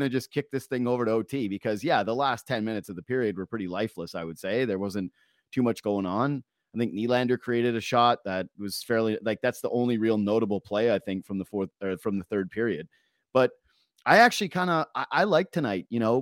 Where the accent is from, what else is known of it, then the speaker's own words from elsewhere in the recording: Toronto, Ontario, Canada; we're from Toronto